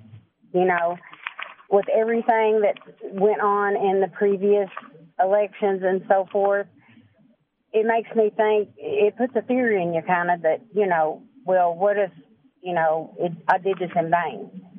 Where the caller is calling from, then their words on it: Kentucky, United States; I'm calling from Kentucky.